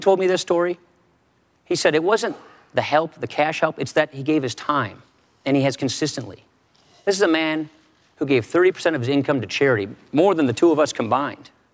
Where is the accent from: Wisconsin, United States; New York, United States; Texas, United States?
Wisconsin, United States; Janesville; I'm from Janesville, Wisconsin.